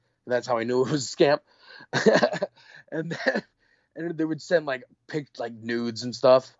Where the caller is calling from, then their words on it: New York, United States; from New York.